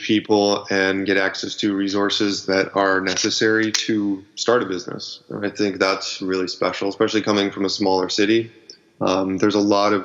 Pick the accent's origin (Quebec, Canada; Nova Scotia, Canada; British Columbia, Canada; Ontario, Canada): Ontario, Canada; Ottawa; moved away as an adult; now in Vancouver, Canada; I was born in Ottawa, and I moved out to Vancouver in 2006